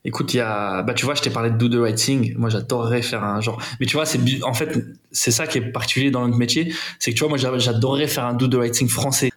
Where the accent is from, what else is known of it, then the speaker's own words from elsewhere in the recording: Aubervilliers, Île-de-France, France; moi j'ai grandi à Aubervilliers. Voilà, j'ai fait un parcours classique là-bas, collège, euh, lycée à Aubervilliers